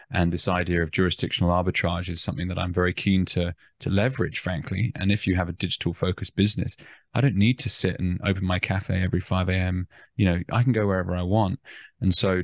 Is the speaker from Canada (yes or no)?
no; Australia; as Australian citizens with no second passport